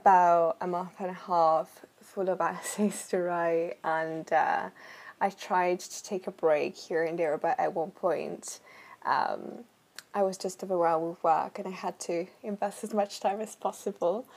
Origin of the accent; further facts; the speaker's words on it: Italy; moved away as an adult; now in United Kingdom; I am from Italy